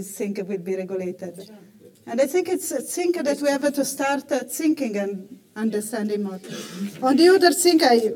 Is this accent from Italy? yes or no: yes; Italy; I come from Italy